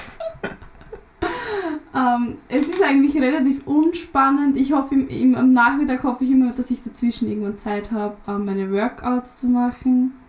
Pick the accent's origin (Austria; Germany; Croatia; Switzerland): Austria; Lower Austria; Raum Wien ist gut eher ja, Niederösterreich